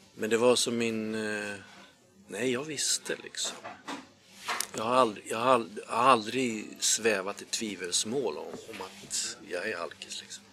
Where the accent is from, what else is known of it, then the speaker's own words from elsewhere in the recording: Järna, Stockholm County, Sweden; Jag är uppväxt i, eh, Järna